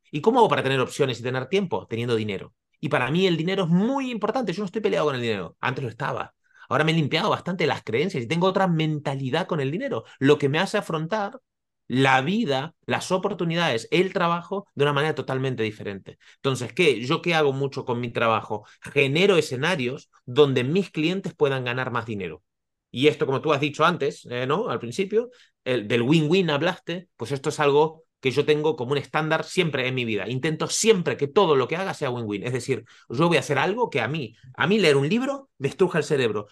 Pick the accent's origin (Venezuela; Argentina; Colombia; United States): Argentina; moved away as an adult; also born or lived in Bali, Indonesia / Costa Rica; now in Barcelona, Spain; soy argentino, hace 20 años que vivo en Barcelona, entre medio he vivido en, en Bali y en Costa Rica.